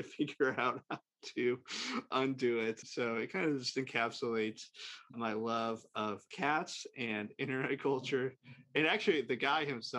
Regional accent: St. Louis, Missouri, United States; also born or lived in Illinois; I'm from St. Louis

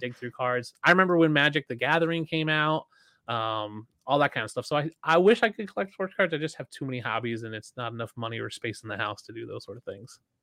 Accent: outside of Philadelphia, Pennsylvania, United States; I grew up side outside of Philadelphia, so I'm a Bills fan in Philadelphia

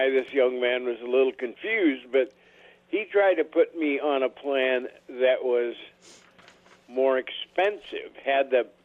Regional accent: Montana, United States; moved away; I'm from Montana.

